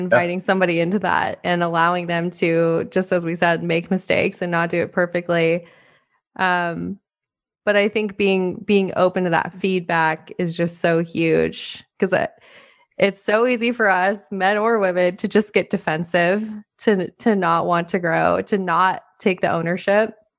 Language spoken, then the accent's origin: English; Montana, United States; I grew up in Montana